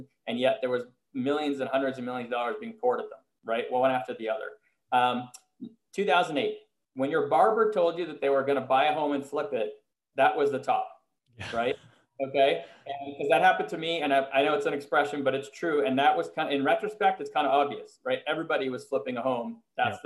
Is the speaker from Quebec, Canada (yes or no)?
yes; Montreal, Quebec, Canada; moved away as an adult; now in United States; I was living in the US, but I'm from Montreal